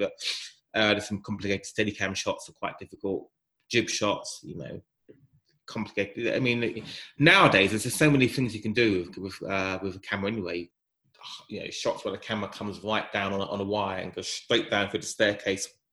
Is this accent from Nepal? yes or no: no; Nigeria; I'm a Nigerian